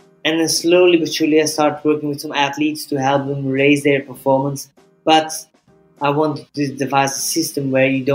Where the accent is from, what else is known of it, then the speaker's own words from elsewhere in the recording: Belgium; moved away; I'm originally from Belgium, but I have been traveling the world for a long time now.